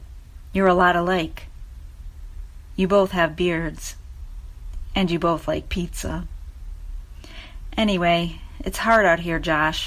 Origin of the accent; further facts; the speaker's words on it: Michigan, United States; We're both just kids from the suburbs. You from Maryland, me from Michigan.